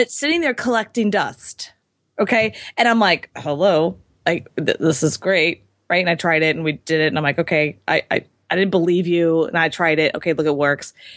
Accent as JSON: {"language": "English", "town": "Houston", "region": "Texas", "country": "United States", "tie": "born or raised there", "said": "I was born and raised in Houston"}